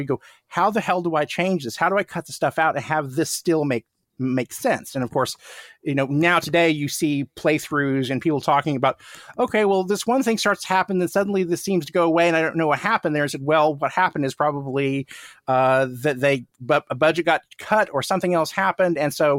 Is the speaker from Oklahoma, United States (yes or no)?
yes; Tulsa, Oklahoma, United States; I grew up in outside of Tulsa, Oklahoma, which is, you know, it's a middle-sized city in Oklahoma, but nothing like being in Los Angeles.